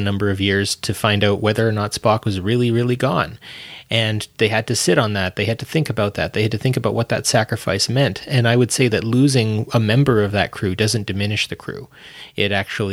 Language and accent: English; Edmonton, Alberta, Canada; I come from Edmonton, Alberta